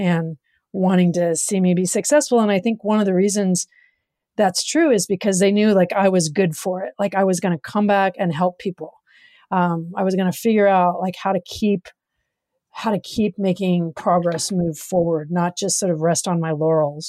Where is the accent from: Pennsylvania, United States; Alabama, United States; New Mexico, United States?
New Mexico, United States; Farmington; moved away as an adult; also born or lived in Berkeley, California, United States; I grew up in the Berkeley Hills initially.